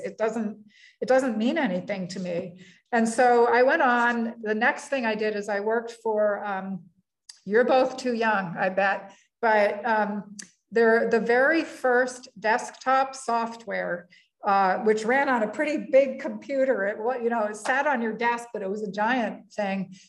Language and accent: English; Middlebury, Vermont, United States; moved away as an adult; now in Iowa, United States; my my original hometown. I'm a Vermonter, and my hometown is in Middlebury